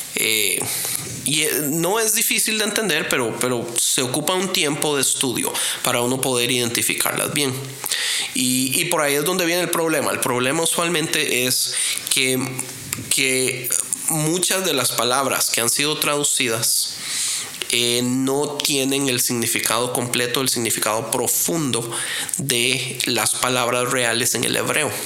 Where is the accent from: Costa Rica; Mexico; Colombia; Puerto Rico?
Costa Rica; yo soy de Costa Rica.